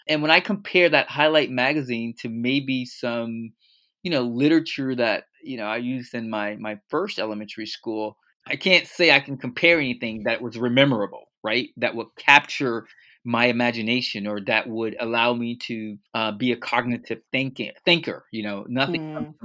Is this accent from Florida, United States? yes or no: yes; Fort Lauderdale, Florida, United States; born and raised in Fort Lauderdale, Florida